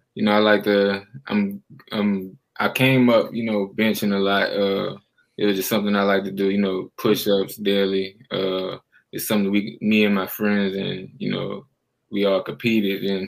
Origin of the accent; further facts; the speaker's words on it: New Orleans, Louisiana, United States; being from New Orleans, that's my hometown